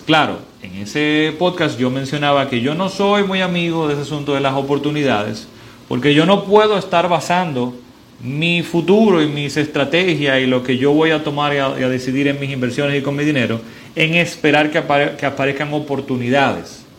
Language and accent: Spanish; Dominican Republic; en mi país, en República Dominicana